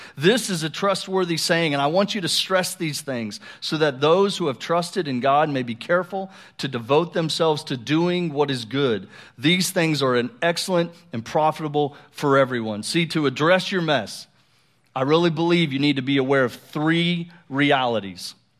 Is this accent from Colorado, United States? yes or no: yes; Colorado, United States; moved away; I grew up in Colorado, uh, for about six years